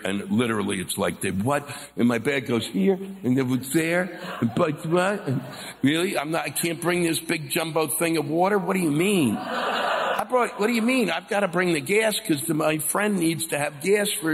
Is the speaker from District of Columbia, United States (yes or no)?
yes; Washington, District of Columbia, United States; I was born and raised around Washington, D.C.